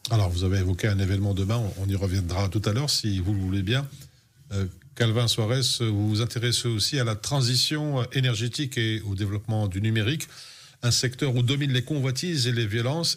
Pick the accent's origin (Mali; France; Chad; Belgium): Belgium; chez nous, en Belgique